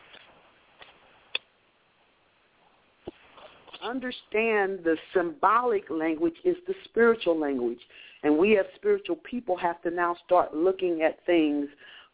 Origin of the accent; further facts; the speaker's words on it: Omaha, Nebraska, United States; I'm from Omaha, Nebraska